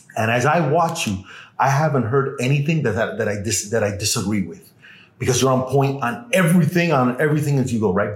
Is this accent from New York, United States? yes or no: no; Miami, Florida, United States; born or raised there; also born or lived in Cuba / Los Angeles